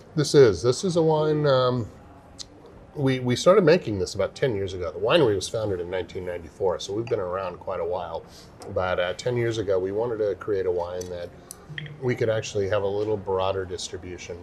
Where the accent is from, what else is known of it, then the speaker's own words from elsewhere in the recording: California, United States; I grew up in Lake Tahoe, up in the mountains uh, mm-hmm. of California